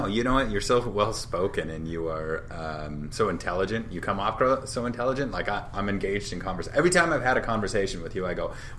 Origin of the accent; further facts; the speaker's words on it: Shepherd, Montana, United States; moved away; I grew up in Shepherd, which is on the other side of Billings, but on the other side is Laurel